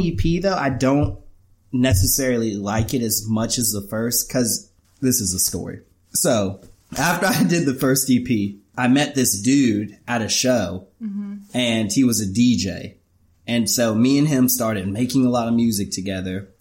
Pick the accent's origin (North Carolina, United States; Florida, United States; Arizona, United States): Florida, United States; Pensacola; also born or lived in Orlando; I'm from Pensacola. I was born and raised here